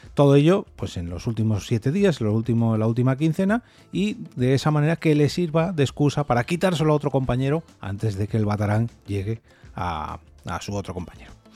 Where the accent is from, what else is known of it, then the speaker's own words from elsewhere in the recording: Madrid, Community of Madrid, Spain; yo soy de Madrid